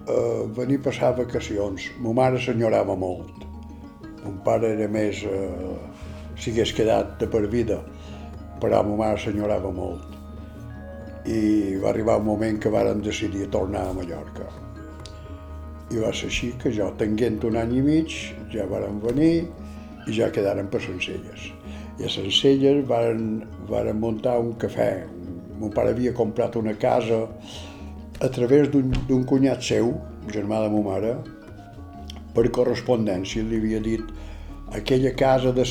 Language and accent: Catalan; Normandy, France; born there; vaig néixer a Normandia, França, el 4 de desembre de 1932.